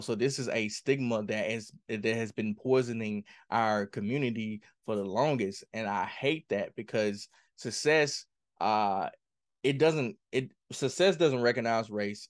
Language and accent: English; Mississippi, United States; I grew up in Kilmarnock, Mississippi